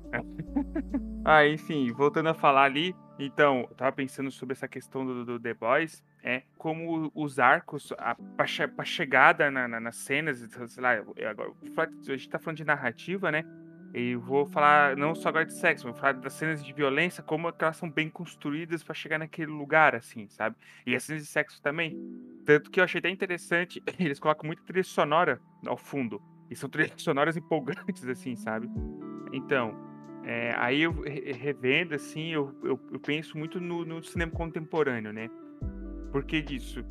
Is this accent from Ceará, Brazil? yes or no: no; Santa Catarina, Brazil; moved away; also born or lived in Belo Horizonte